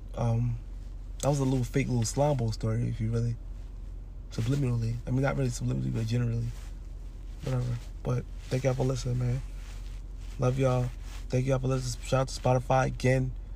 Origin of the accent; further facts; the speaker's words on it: New York, United States; I'm from New York